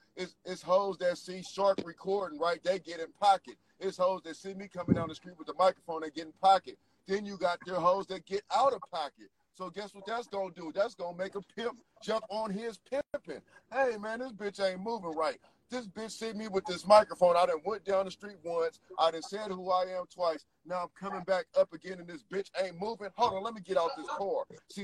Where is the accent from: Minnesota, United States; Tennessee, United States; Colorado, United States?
Tennessee, United States; Memphis; Everybody from Memphis. I'm from Memphis, South Memphis.